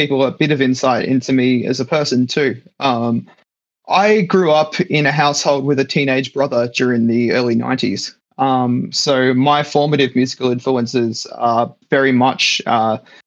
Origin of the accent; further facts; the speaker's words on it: Australia; accent: Australian; our country's accent